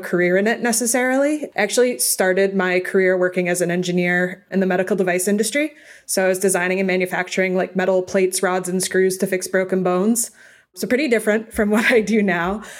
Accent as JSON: {"language": "English", "town": "Boston", "region": "Massachusetts", "country": "United States", "tie": "born or raised there", "moved": "yes", "lives_now": "California, United States", "said": "I grew up in Boston, so we are all diehard sports fans there."}